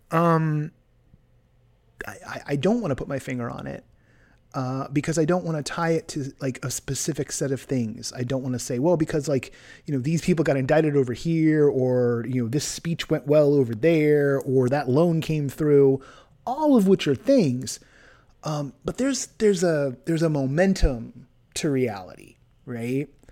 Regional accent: California, United States; moved away; my home state is on fire

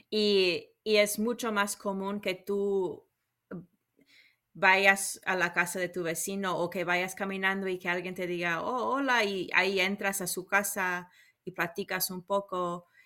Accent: United States; Somos raros los americanos.

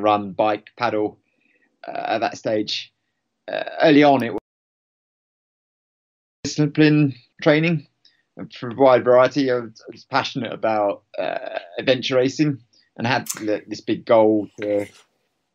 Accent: Hertfordshire, East of England, United Kingdom; moved away as an adult; now in Cumbria, United Kingdom; I'm originally from Hertfordshire

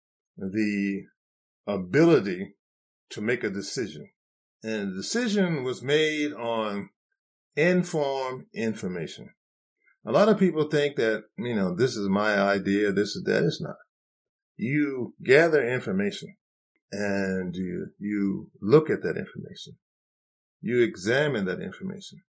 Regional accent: United States; being a black man growing up in America

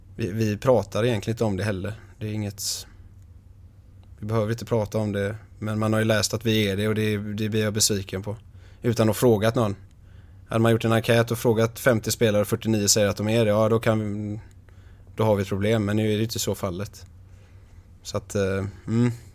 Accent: Ytterby, Västra Götaland, Sweden; Ytterby där jag är ifrån. en liten håla på 6000 personer

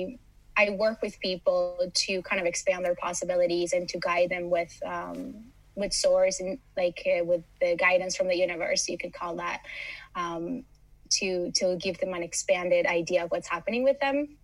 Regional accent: Miami, Florida, United States; also born or lived in Los Angeles, United States; now in Malmö, Sweden; I come from Miami, from LA, from very busy cities. And Malmo has been a very nice place to land

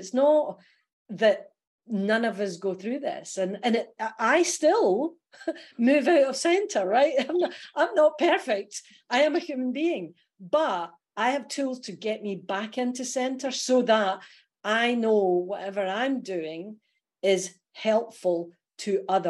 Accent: Scotland, United Kingdom; accent: Scottish; now in Australia; They may hear that my Aussie accent is really good, but there's a Scottishness comes through.

